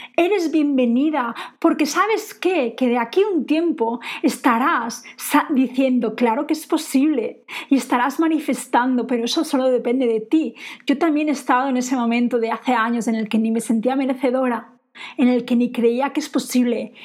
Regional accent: Spain; moved away; also born or lived in England; yo me siento española

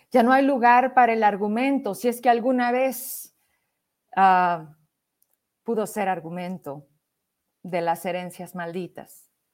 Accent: Fresnillo, Zacatecas, Mexico; mi tierra, en Fresnillo

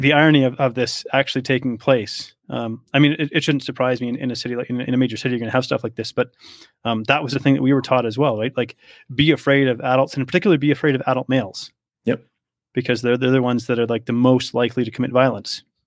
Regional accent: Canada; also born or lived in Poland; I grew up in Canada

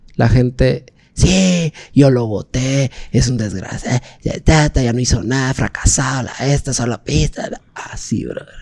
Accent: Guatemala; Yo, yo soy guatemalteco, no soy guatemalteco de la capital sol, no, soy de guatemalteco de los veintitanates de departamentos que nosotros tenemos

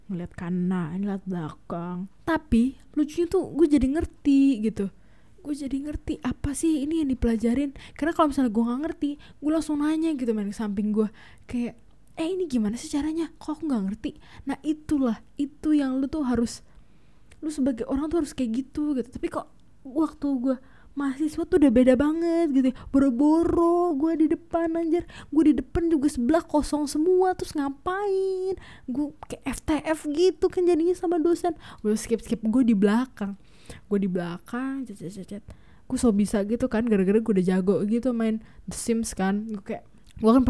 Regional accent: Tangerang, Banten, Indonesia; sebagai orang Tangerang eh orang selatan Jakarta yang very very hits gitu yang tinggal di border itu

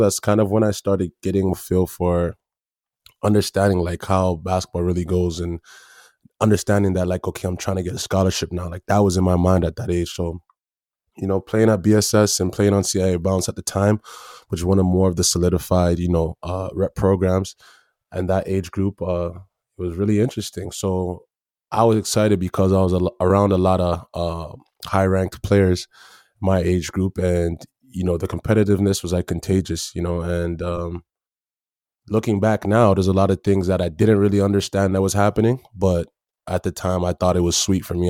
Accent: Brampton, Ontario, Canada; also born or lived in Toronto / Tennessee; when I moved to Brampton

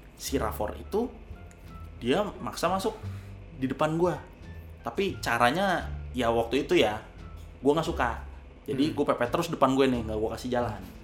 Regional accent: Indonesia; Gua besar di Kalimalang

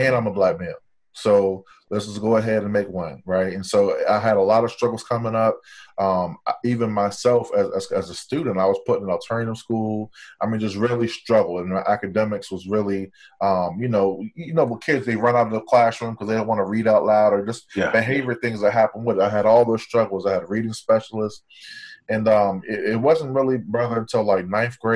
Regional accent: Harrisonburg, Virginia, United States; also born or lived in Los Angeles, California / Belize (parents); Los Angeles to Virginia

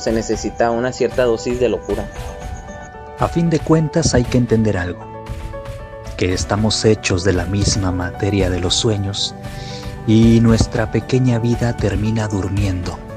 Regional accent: Ciudad Victoria, Tamaulipas, Mexico; moved away as an adult; now in Monterrey, Mexico; yo nací en Monterrey, viví allá desde los cinco años en, Victoria, Tamaulipas

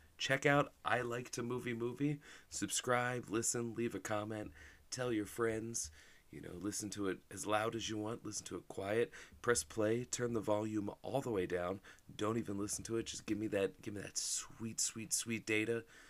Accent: New Jersey, United States; Congratulations to my home state of New Jersey, who the day after 420... in perfect New Jersey fashion, saw fit to legalize weed recreationally, which is huge.

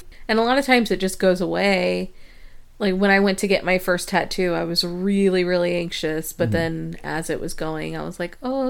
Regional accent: Midwest, United States; I grew up in the Midwest and tornadoes are a thing.

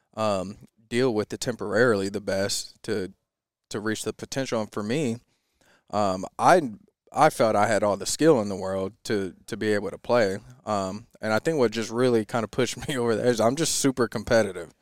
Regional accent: Lakewood, Washington, United States; I grew up in Lakewood, Washington, about an hour south of, uh, Seattle

